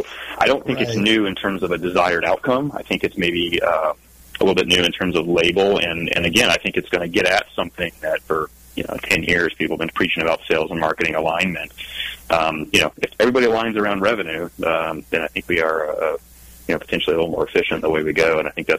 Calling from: Eugene, Oregon, United States; I'm in Eugene, Oregon, home of the Oregon Ducks. And it is a rainy Oregon Duck Day here in Eugene.

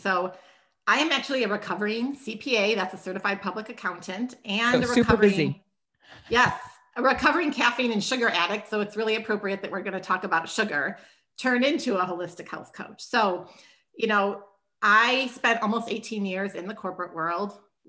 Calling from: Minneapolis, Minnesota, United States; So I'm in Minneapolis, Minnesota.

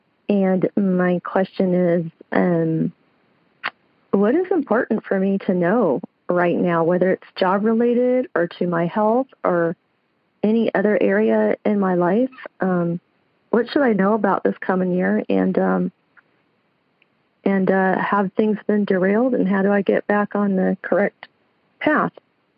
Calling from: Lancaster, California, United States; I'm calling from Lancaster, California. It's about an hour south of L.A.

